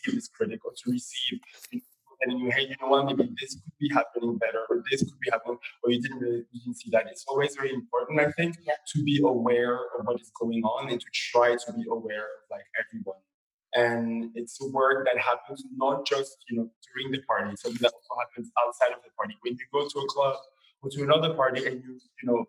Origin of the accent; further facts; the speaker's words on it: Copenhagen, Capital Region of Denmark, Denmark; moved away as an adult; now in Berlin, Germany; I'm from Copenhagen